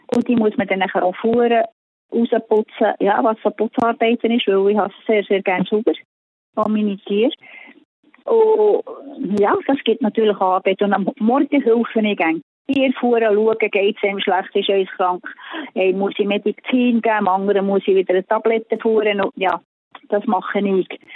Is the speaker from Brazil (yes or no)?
no; Switzerland; moved away as an adult; now in Paraguay; Die Schweiz ist meine Heimat